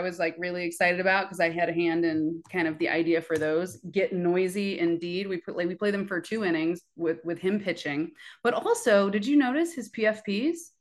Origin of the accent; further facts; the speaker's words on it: Oakland, California, United States; I am from Oakland, born and raised, but originally from New York